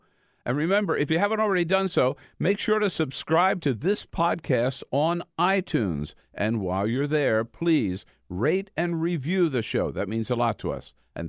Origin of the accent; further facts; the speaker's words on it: Delaware, United States; And they call Delaware the first state, my home state